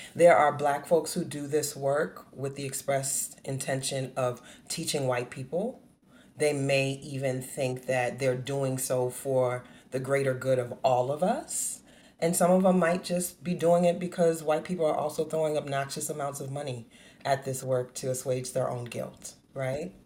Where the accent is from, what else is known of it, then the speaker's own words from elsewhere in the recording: New Orleans, Louisiana, United States; born and raised in New Orleans, Louisiana